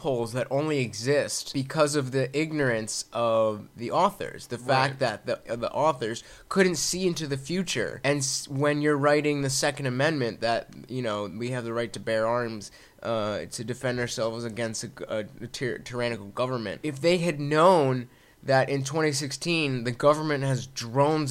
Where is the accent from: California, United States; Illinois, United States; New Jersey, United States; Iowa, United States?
New Jersey, United States; we're from Jersey, so we're up north